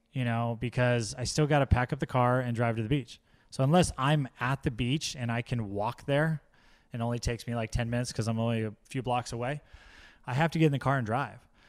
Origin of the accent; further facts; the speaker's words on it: Orange County, California, United States; now in Poway, United States; when I was growing up in Orange County, uh, when we moved up there